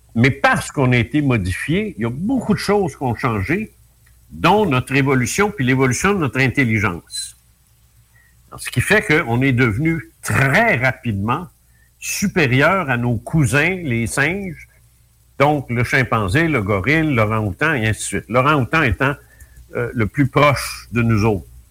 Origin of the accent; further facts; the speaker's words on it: Canada; on vient tous de France